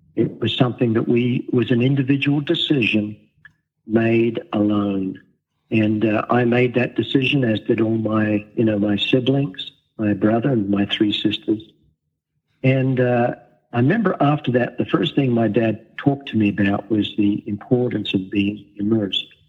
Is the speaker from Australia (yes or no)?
yes; Australia; now in Wichita, United States; I was born and raised in Australia